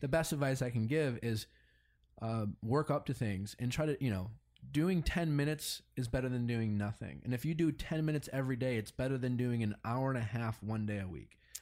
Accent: Milwaukee, Wisconsin, United States; moved away; growing up in Milwaukee

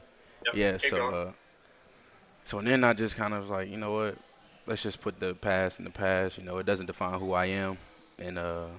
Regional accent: Atlanta, Georgia, United States; moved away; I'm from Atlanta.

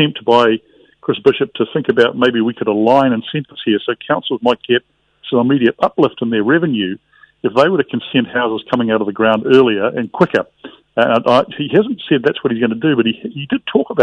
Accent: New Zealand; as a New Zealander

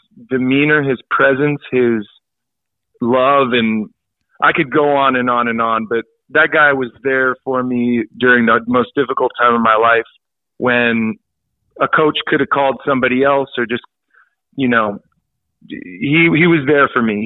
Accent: El Dorado Hills, California, United States; growing up in El Dorado Hills, as you know, it's a very safe, friendly, you know, no problems neighborhood

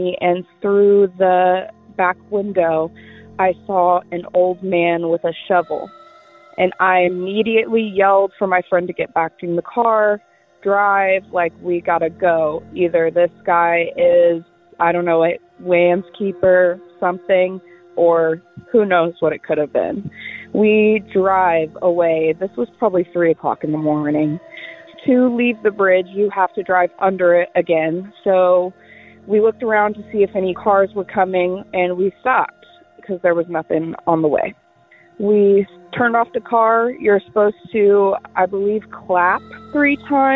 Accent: Indiana, United States; I'm from Indiana

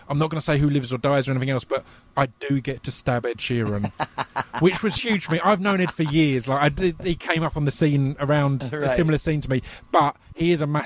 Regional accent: United Kingdom; for me as a British guy

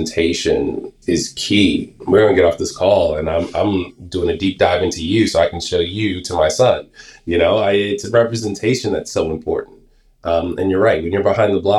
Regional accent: United States; I grew up in New York, in New Jersey area

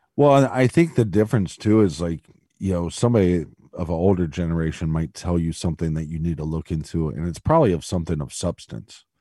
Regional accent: outside of Columbus, Ohio, United States; I'm from outside of Columbus.

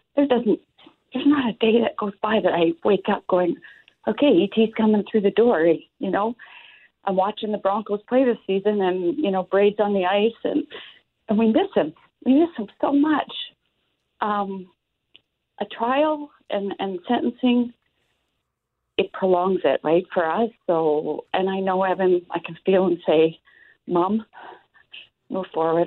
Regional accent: Moose Jaw, Saskatchewan, Canada; I'm from Moose Jaw

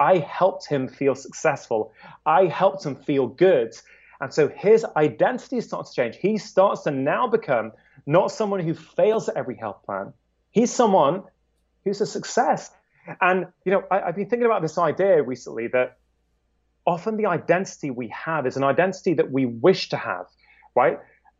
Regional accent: United Kingdom; As a Brit, there is no way in hell that people in England are going to say, I am awesome after doing a workout. We're too reserved for that, right?

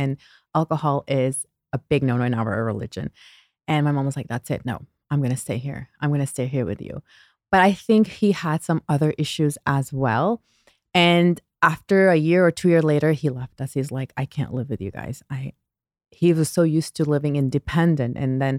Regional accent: Toronto, Ontario, Canada; also born or lived in Pakistan; Okay, so I was born in Toronto, Canada. But when I was 6 years old, I moved back to Pakistan. And I came back when I was, I believe, 13 years old.

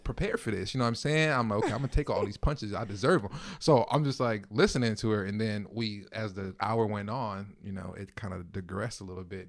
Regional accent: Los Angeles, California, United States; moved away as an adult; now in Minneapolis, United States; I'm originally from Los Angeles, California

